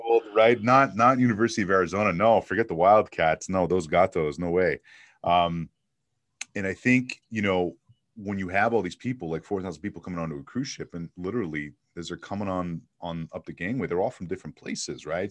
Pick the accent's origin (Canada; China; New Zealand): Canada; Montreal, Quebec; moved away as an adult; also born or lived in Toronto / Miami; now in Phoenix, United States; I was born and raised in Montreal.